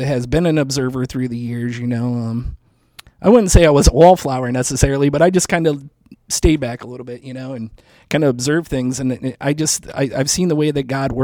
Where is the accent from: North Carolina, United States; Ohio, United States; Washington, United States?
Ohio, United States; Mansfield; I was born in Mansfield, Ohio